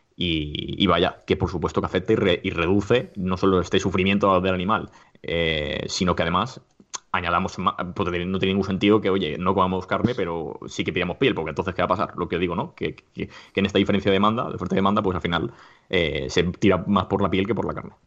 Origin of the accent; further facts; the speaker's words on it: Alicante, Valencian Community, Spain; now in Madrid, Spain; actualmente em, resido en Madrid, pero yo soy de Alicante